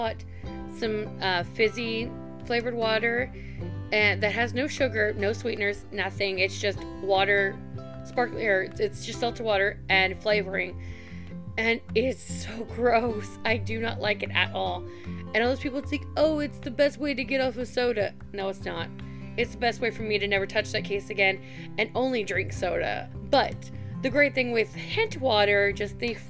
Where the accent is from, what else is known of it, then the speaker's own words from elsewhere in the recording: Midwest, United States; moved away as an adult; also born or lived in Tennessee / North Carolina; I grew up on the Ohio River